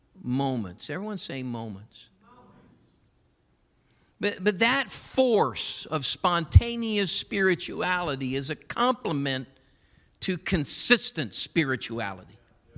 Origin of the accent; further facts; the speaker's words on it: Massillon, Ohio, United States; I'm so grateful for my Pentecostal heritage, a church I was raised up in Massillon, Ohio.